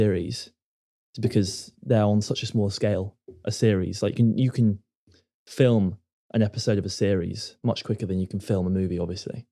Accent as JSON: {"language": "English", "country": "United Kingdom", "said": "we're British and we get rid of the G at the end"}